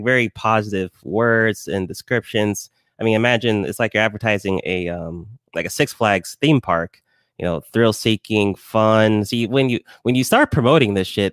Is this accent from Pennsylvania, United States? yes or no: no; Lawrenceville, Georgia, United States; also born or lived in Decatur, Georgia; Yeah, I'm from Georgia, raised in Georgia. I was in Decatur for like a few years, and then I moved to Lawrenceville.